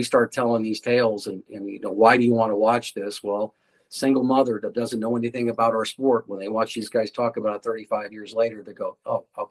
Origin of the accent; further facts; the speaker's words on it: Ames, Iowa, United States; my hometown, Ames